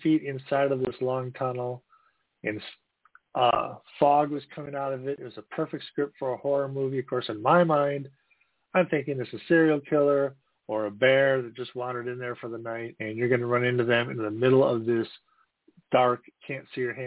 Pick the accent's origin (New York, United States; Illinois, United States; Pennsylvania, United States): Illinois, United States; Northern; moved away as an adult; also born or lived in East Coast; now in Wisconsin, United States; I grew up in Northern Illinois, south of the Cheddar Curtain. Now I live north of the Cheddar Curtain.